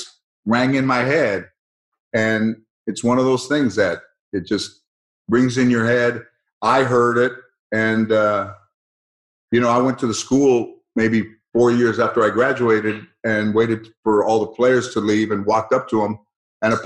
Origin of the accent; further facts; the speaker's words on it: Los Angeles, California, United States; I grew up in San Fernando, Mission Hills.